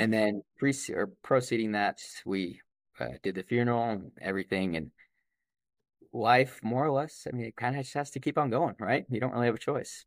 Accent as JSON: {"language": "English", "town": "Idaho Falls", "region": "Idaho", "country": "United States", "tie": "born or raised there", "said": "I was born in Idaho Falls in two thousand."}